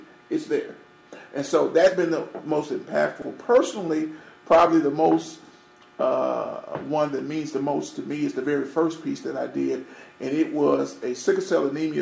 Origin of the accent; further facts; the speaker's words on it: Marietta, Arkansas, United States; I'm from Marietta, Arkansas